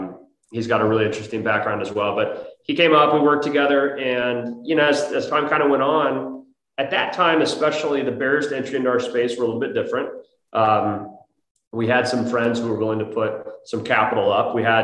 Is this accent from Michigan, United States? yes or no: no; Dayton, Ohio, United States; moved away; I am not from Texas. I actually originally from the Midwest. So I grew up in Dayton, Ohio, you know, blue collar town in Ohio, Midwest, and good upbringing, big family